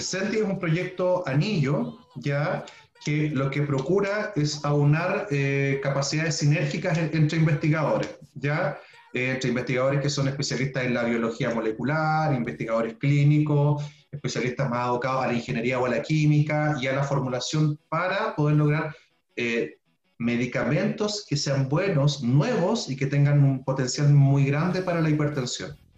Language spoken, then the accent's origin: Spanish; Puerto Montt, Los Lagos, Chile; yo soy puertomontino, ya, yo nací en Puerto Montt, yo soy eh, hijo de la educación pública, ya escuela básica de 682, salí del Liceo de Hombres Manuel Montt